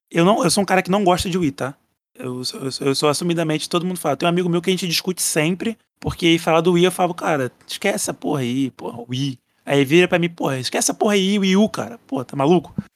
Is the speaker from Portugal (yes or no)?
no; Brazil; eu sou brasileiro